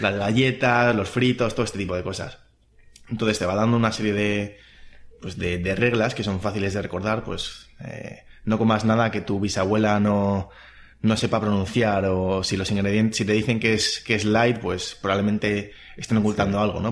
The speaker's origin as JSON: {"language": "Spanish", "country": "Spain", "said": "los que somos españoles"}